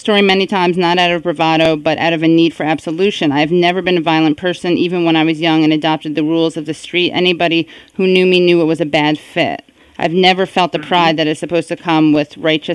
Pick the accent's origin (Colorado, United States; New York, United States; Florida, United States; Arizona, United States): New York, United States; New York City; I am from the Upper West Side. Although, when I was growing up there